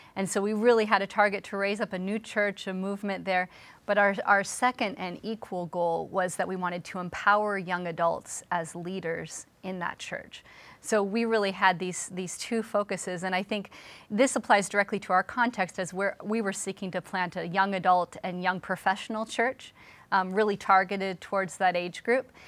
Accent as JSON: {"language": "English", "town": "Seattle", "region": "Washington", "country": "United States", "moved": "as an adult", "lives_now": "Philadelphia, United States", "said": "I'm from Seattle, Washington originally"}